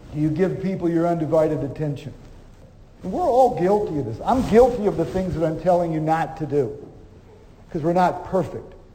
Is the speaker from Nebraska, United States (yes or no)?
yes; Omaha, Nebraska, United States; moved away as an adult; now in Dallas, United States; I grew up in Omaha, and later after my school years, I moved to Dallas, Texas.